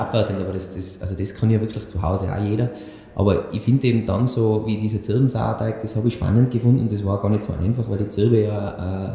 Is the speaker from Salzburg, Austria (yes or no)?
no; Tyrol, Austria; bei uns in Tirol